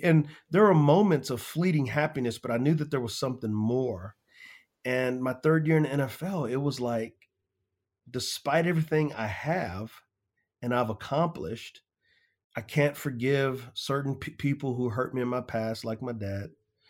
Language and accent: English; San Antonio, Texas, United States; Yeah, so I grew up in San Antonio, Texas, an area called the West Side.